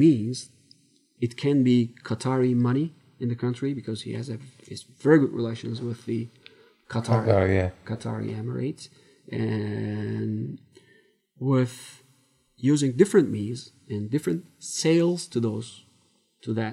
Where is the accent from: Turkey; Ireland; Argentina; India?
Turkey; Turkey, my home country.